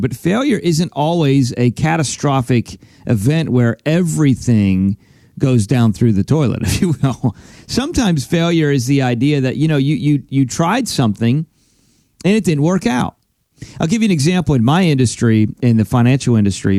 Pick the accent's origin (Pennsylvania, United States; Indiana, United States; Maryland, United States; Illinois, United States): Pennsylvania, United States; now in Florida, United States; I'm originally from Pennsylvania. That's where I grew up. That's where I was born and raised, and now we live in Florida.